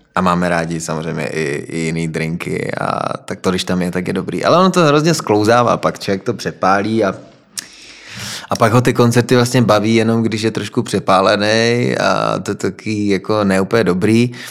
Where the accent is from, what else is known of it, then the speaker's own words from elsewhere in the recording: Frýdek-Místek, Moravian-Silesian Region, Czechia; jsem z Frýdku a Ostrava je kousek od nás